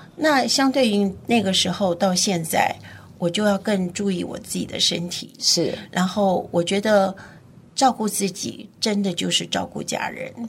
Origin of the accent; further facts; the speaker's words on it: Keelung, Taiwan; also born or lived in Taipei; 我是在基隆长大的基隆，对，OK。我现在还是住在基隆